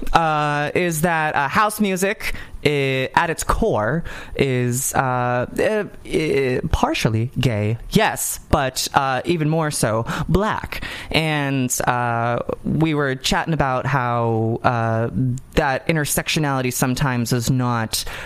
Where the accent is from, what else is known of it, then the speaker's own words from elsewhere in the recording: Southern California, United States; I am from Southern California